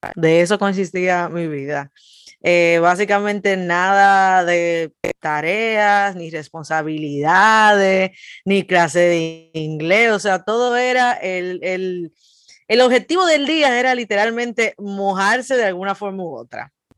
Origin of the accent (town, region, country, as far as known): Dominican Republic; moved away